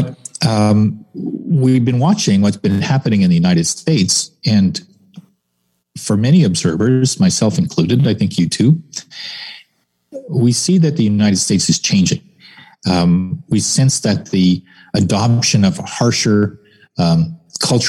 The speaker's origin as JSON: {"language": "English", "country": "Canada"}